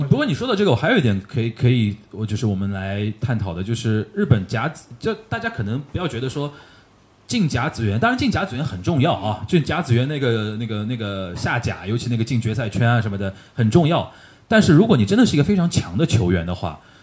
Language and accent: Chinese; China; 我们中国年轻人